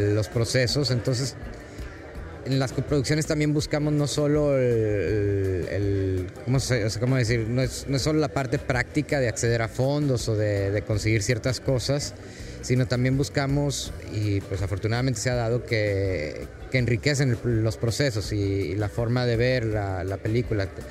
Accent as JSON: {"language": "Spanish", "country": "Mexico", "said": "Yo soy mexicano"}